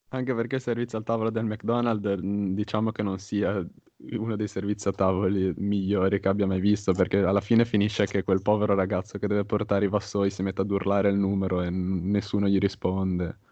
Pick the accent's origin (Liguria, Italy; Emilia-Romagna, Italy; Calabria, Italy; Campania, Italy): Liguria, Italy; Genoa; io son di Genova